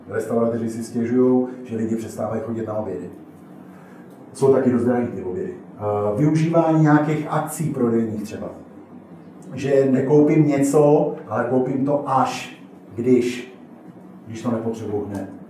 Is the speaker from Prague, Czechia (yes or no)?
no; Teplice District, Ústí nad Labem Region, Czechia; já jsem z Teplicka, teplicko homutovsko